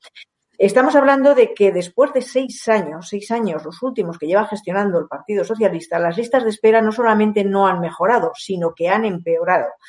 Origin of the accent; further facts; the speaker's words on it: Guadalajara, Castilla-La Mancha, Spain; Guadalajara, de donde yo vengo